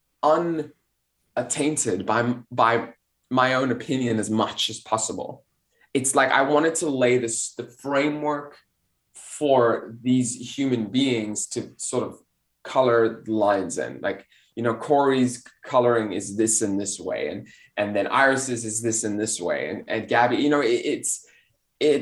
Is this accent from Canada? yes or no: no; South Africa; moved away as an adult; also born or lived in Belgium / Europe; now in United States; I'm a South African Belgian immigrant living in the United States who speaks a few languages and has been here for 10 years, been in Europe